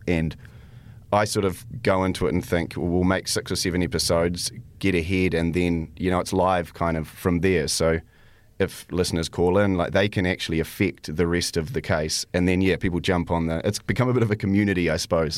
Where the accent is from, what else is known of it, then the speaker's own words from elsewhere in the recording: New Zealand; also born or lived in Canada; I was born in Canada, and, um, but I've lived in New Zealand most of my life.